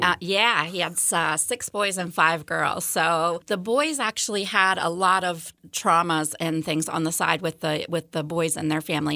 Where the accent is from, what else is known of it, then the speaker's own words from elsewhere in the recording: Pittsburgh, Pennsylvania, United States; also born or lived in Montgomery County, Maryland / Brunswick, Maryland; now in Frederick, United States; I'm from Pittsburgh, was born and raised